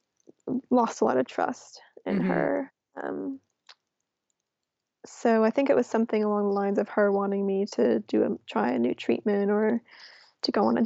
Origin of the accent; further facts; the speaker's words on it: New York City, New York, United States; moved away as an adult; also born or lived in London; growing up in New York City